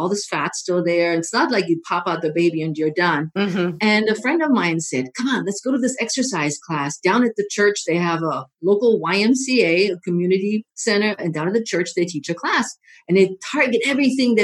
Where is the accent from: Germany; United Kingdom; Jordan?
Germany; now in United States; I am originally from Germany